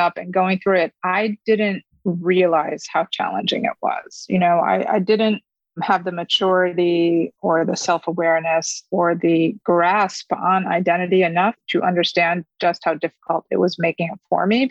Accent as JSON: {"language": "English", "town": "Fairport", "region": "New York", "country": "United States", "tie": "born or raised there", "also_born_or_lived": "Korea", "first_language": "Korean", "second_language": "English", "said": "I grew up in a suburb of Rochester, New York, which is upstate, in a town called Fairport."}